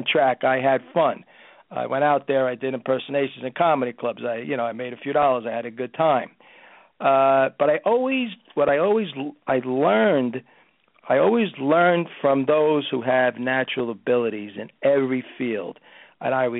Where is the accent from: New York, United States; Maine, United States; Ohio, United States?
New York, United States; Brooklyn; as a kid growing up in Brooklyn